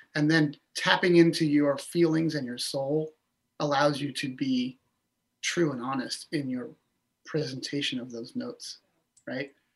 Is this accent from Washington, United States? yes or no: yes; Orcas Island, Washington, United States; I grew up on Orcas Island